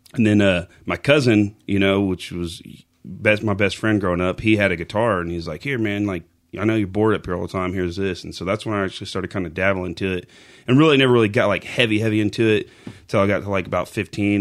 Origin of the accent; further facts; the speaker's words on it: Pocasset, Oklahoma, United States; also born or lived in Amber, Oklahoma; now in Chickasha, United States; I'm actually from Oklahoma. I've been here my entire life. Lived in a small town called Pocasset growing up